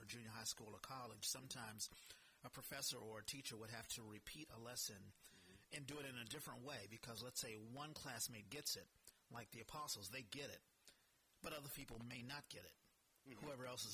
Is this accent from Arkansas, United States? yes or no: no; Washington, District of Columbia, United States; moved away; I'm originally from Washington, D.C., so family's doing good in D.C.